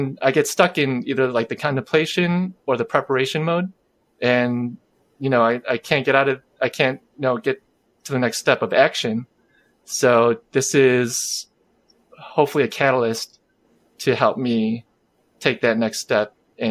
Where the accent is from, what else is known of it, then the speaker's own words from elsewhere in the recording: Chicago, Illinois, United States; I am a first generation Korean American. I was born in Chicagoland.